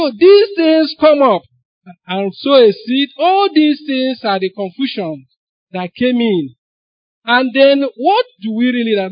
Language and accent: English; Onitsha, Anambra, Nigeria; I grew up in Onitsha